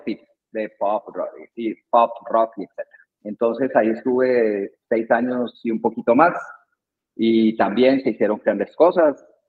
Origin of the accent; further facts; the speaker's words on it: Colombia; moved away as an adult; now in Guatemala; soy colombiano, llevo 20 años aquí en Guatemala